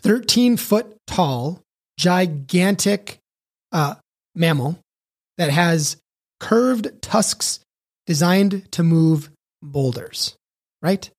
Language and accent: English; Chicago, Illinois, United States; moved away as an adult; also born or lived in Elko, Nevada; I had to move from my hometown of Chicago, Illinois, population twelve million, to a place called Elko, Nevada